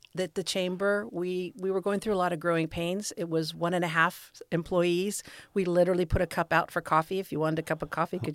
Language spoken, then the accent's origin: English; Livermore, California, United States; Elementary, middle, and high school, Livermore High. Go Cowboys.